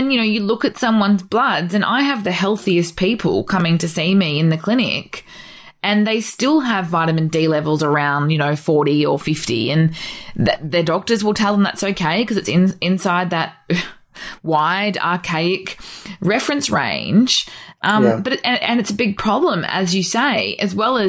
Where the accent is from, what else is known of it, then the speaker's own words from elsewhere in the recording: North Queensland, Australia; I grew up in North Queensland, so we were made to be afraid of the sun